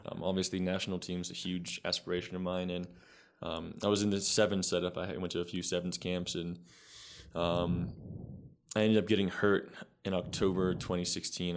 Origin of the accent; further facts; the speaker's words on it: Sacramento, California, United States; born and raised in California, raised in Sacramento